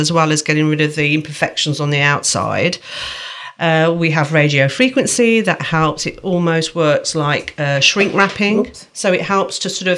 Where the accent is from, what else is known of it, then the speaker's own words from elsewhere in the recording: Midlands, United Kingdom; accent: Midlands; my Midlands accent's really came in there.